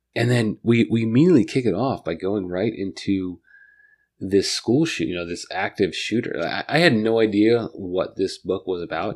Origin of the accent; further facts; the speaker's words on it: Northern Virginia, United States; also born or lived in Fredericksburg, Virginia; I grew up in Northern Virginia, but like my my grandparents and my parents grew up in Fredericksburg, Stafford area